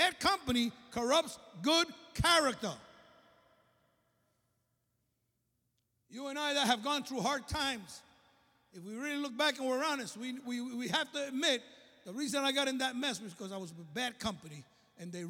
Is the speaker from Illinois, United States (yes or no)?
no; New York City, New York, United States; I was raised in the church. My father was the pastor of the largest church in Brooklyn. You can tell from my accent, right? I'm from Brooklyn